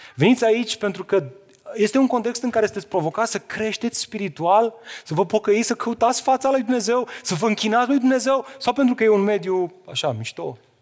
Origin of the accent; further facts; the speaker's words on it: Romania; suntem români